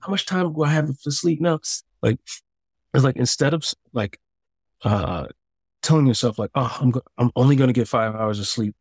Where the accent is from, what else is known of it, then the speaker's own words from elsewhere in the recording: Chicago, Illinois, United States; moved away as an adult; also born or lived in San Diego; I moved to San Diego. I'm from Chicago.